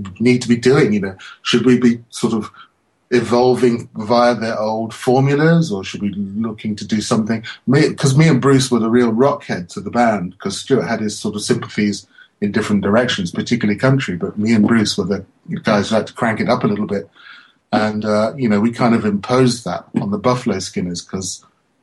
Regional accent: London, United Kingdom; I'm this little guy from London

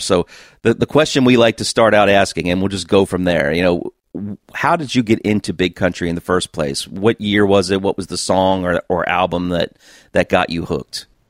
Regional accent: United States; being an American

